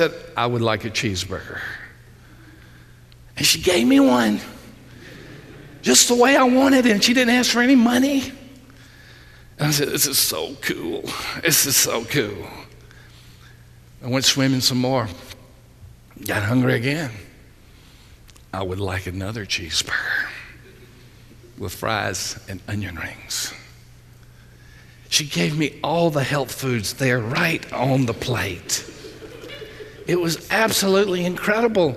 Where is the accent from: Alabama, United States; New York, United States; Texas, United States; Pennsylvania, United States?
Alabama, United States; Union Springs; I was literally born and raised in Southeast Alabama